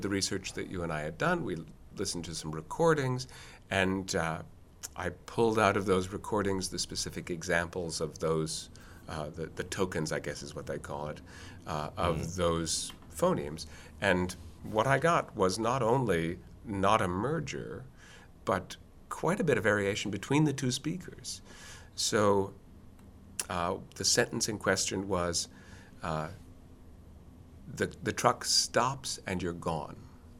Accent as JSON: {"language": "English", "town": "Boston", "region": "Massachusetts", "country": "United States", "said": "I know I'm from Boston, I'm proud of the fact that I'm from Boston, and I'm definitely not from New York"}